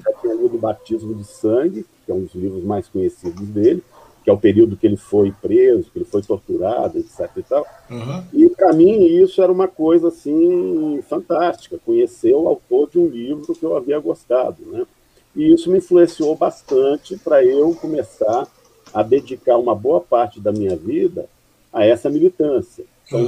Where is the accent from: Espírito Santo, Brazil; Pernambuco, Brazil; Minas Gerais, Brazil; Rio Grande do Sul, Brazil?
Espírito Santo, Brazil; Vitória; moved away as an adult; also born or lived in São Paulo / Mogi das Cruzes; minha infância lá em Vitória, minha juventude, né? Uhum. Eu saí de Vitória em 83, já quase concluindo uma universidade. Me instalei em São Paulo